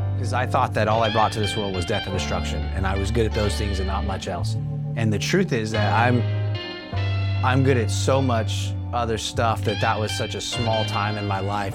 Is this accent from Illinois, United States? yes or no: no; Sacramento, California, United States; also born or lived in Stockton, California; I was born and raised right here in Northern California. Uh, I was born in Stockton. I graduated high school at Grant here in Sacramento.